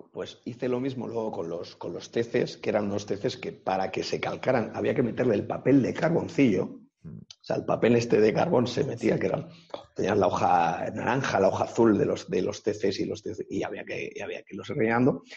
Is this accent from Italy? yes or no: no; Sacedón, Castilla-La Mancha, Spain; yo abrí en mi pueblo, en Sacedón